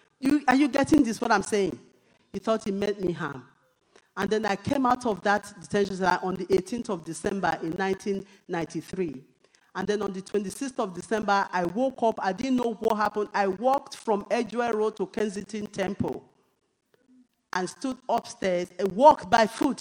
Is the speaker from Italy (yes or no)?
no; Nigeria; now in United Kingdom; even as a Nigerian